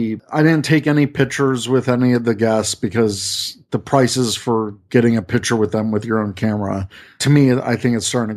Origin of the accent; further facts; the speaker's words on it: the South, United States; I love the South. I mean, I'm from the South, so I just love the hospitality that mostly everyone has.